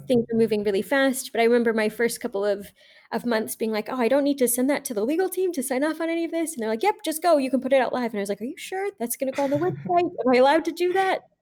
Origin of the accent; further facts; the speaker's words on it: Tucson, Arizona, United States; I grew up in Tucson, Arizona